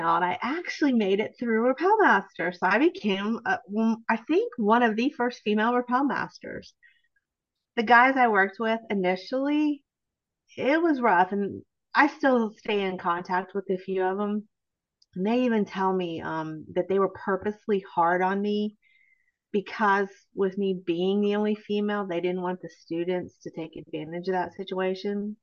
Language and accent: English; near Cleveland, Ohio, United States; moved away as an adult; also born or lived in Anchorage, Alaska / Washington, D.C. / Nashville, Tennessee; I grew up near Cleveland, Ohio.